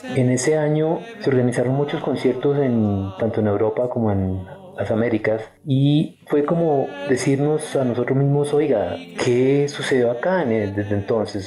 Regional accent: Colombia; éramos colombianos

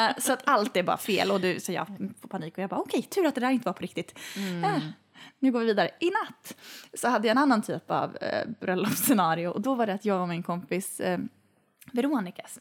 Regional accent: Boden, Norrbotten County, Sweden; moved away; i Boden, där jag kommer ifrån

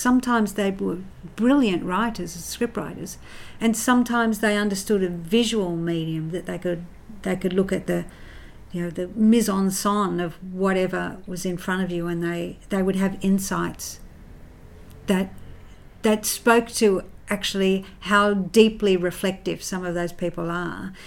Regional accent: Central Coast, New South Wales, Australia; I grew up in the Housing Commission on the Central Coast

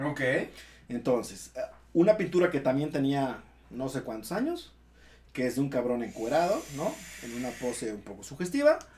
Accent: Mexico; Así somos los mexicanos

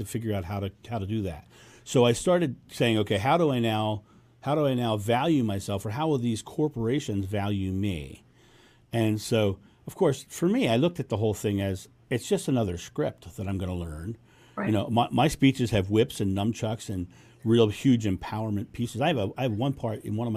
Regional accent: Rehoboth Beach, Delaware, United States; now in Ohio, United States; My hometown is Rehoboth Beach, Delaware

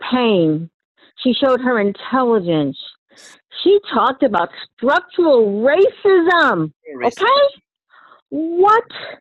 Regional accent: United States; I was born in America

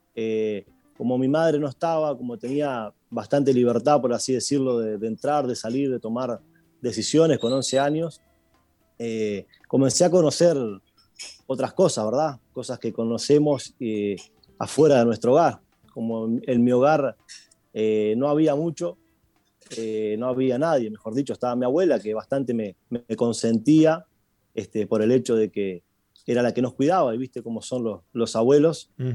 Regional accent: Uruguay; also born or lived in Buenos Aires, Argentina; yo nací en Buenos Aires, eh, mis padres se separaron, yo tenía dos años, mi madre tuvo que a causa del divorcio y de la situación venirse para Uruguay

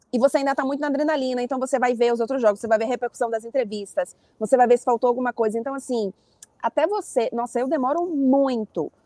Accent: Brazil; now in Paris, France; sou brasileira.

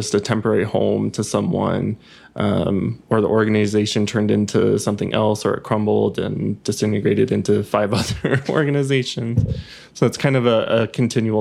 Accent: Bay Area, California, United States; I grew up in the Bay Area with San Francisco's North Beach

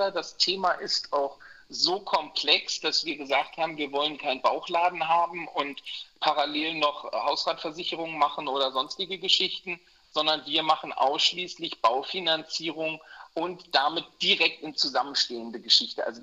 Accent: Berlin, Germany; also born or lived in United States; now in Hamburg, Germany; Nee, ich bin Berliner.

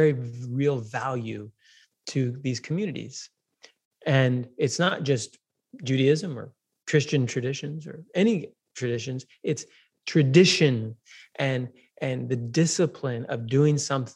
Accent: New York, United States; moved away; I grew up in New York

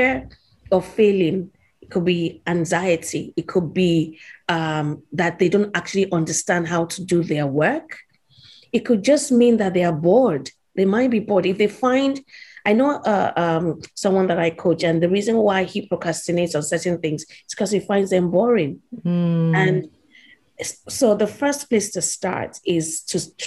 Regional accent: Nigeria; I grew up in Nigeria

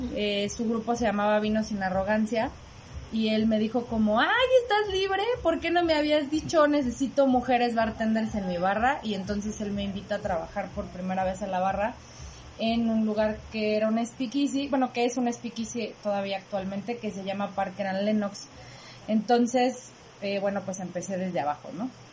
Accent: Morelia, Michoacán, Mexico; moved away as an adult; also born or lived in Mexico City; fui actriz y bailarina aquí en Morelia y me fui a estudiar a Ciudad de México y ahora regreso a Morelia para estar con mi familia

